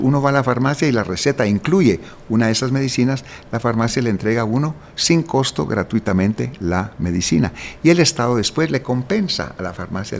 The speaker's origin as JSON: {"language": "Spanish", "country": "Guatemala", "said": "como guatemalteco"}